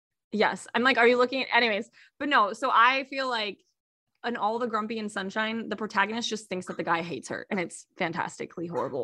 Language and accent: English; California, United States; also born or lived in Texas; I grew up in California and Texas, so we had a lot of Jimenezes.